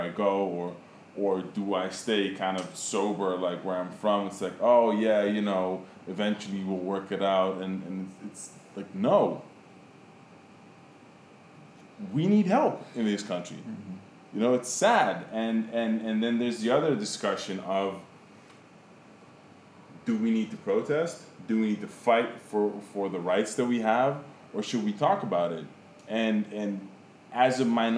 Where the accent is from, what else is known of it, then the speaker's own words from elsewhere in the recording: Netherlands; moved away as an adult; also born or lived in Caribbean; now in New York, United States; I was born in the Caribbean, raised in Holland